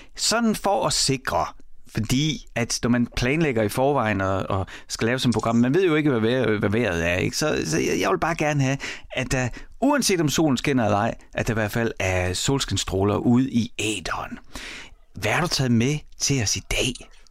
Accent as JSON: {"language": "Danish", "town": "Horsens", "region": "Central Denmark Region", "country": "Denmark", "tie": "born or raised there"}